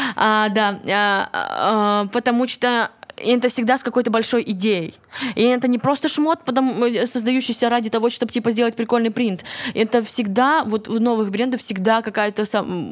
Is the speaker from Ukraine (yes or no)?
yes; Kryvyi Rih, Dnipropetrovsk Oblast, Ukraine; Вообще-то я из Кривого Рога